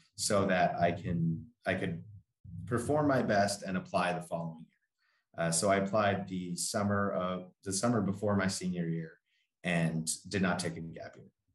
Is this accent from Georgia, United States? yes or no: no; Long Island, New York, United States; so I'm from Long Island, New York